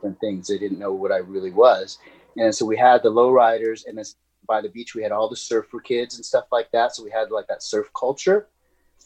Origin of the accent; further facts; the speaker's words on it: Ventura, California, United States; I grew up in Ventura, California